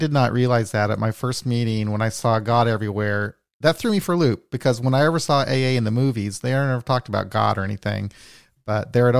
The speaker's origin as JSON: {"language": "English", "region": "Midwest", "country": "United States", "said": "as a Midwesterner"}